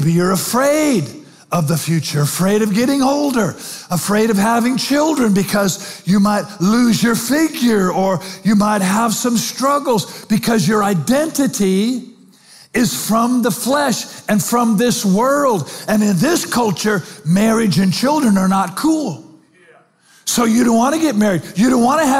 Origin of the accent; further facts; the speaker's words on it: Spanaway, Washington, United States; I'm 24. I'm from Spanaway by way of rehab